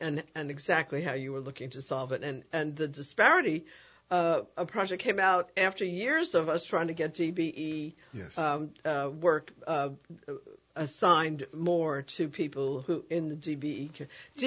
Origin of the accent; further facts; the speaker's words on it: New Orleans, Louisiana, United States; I'm a downtown girl, too.